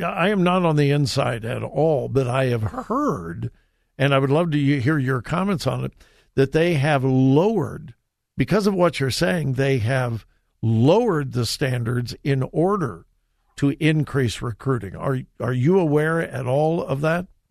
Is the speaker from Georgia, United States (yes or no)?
no; Southern California, United States; now in Ohio, United States; I grew up in Southern California